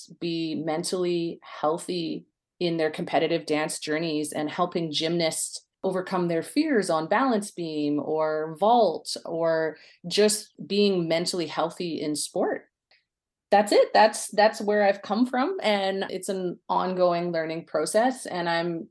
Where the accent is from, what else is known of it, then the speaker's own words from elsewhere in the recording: Coquitlam, British Columbia, Canada; I grew up in Coquitlam, British Columbia, out west, and grew up in the city.